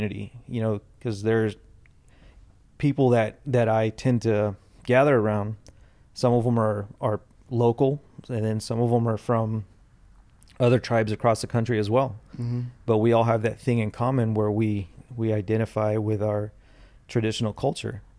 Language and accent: English; Fresno, California, United States; my tribe is in Oklahoma, but I was born and raised here in California, here mm-hmm. in Fresno